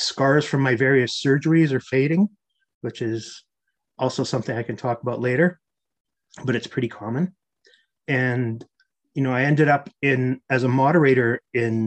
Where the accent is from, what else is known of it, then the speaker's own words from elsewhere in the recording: Canada; I had played a ton of hockey growing up because I'm Canadian